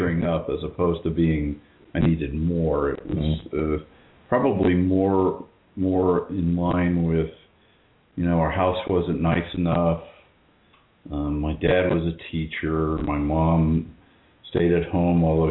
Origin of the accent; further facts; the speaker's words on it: Indiana, United States; I grew up in Indiana